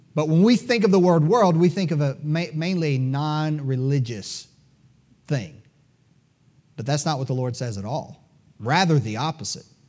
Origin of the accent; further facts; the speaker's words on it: United States; As Americans